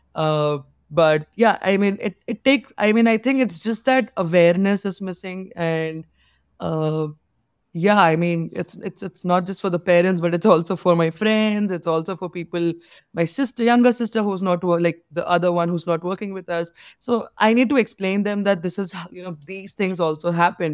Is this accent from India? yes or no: yes; India; being an Indian girl